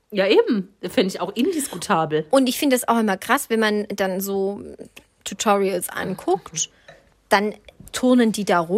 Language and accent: German; Southern Germany, Germany; Ich komme ja auch aus dem Süden.